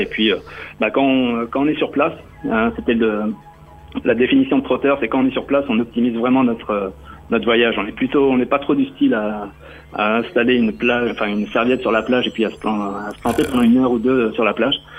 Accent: Normandy, France; now in Rennes, France; je suis normand

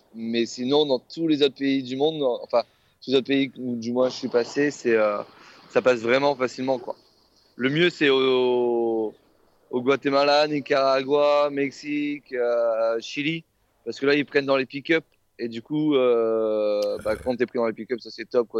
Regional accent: France; on est français

